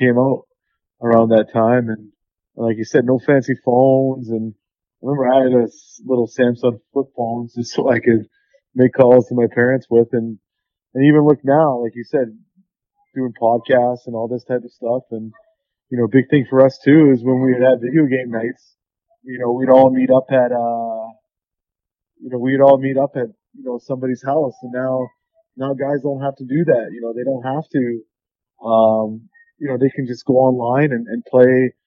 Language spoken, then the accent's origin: English; Vancouver, British Columbia, Canada; my hometown team, you know, 10 minutes away from my house where I grew up